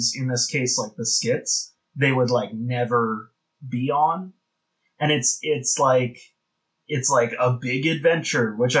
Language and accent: English; Canada; We're Canadian